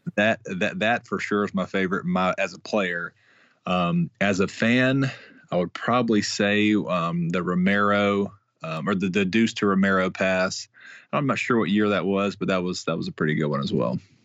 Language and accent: English; Mississippi, United States; born or raised there